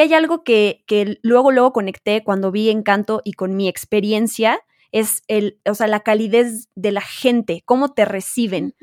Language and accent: Spanish; Mexico